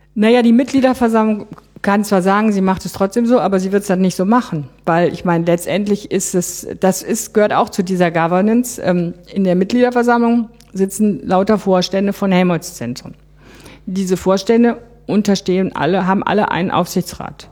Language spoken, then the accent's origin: German; Bonn, North Rhine-Westphalia, Germany; ich war aus Bonn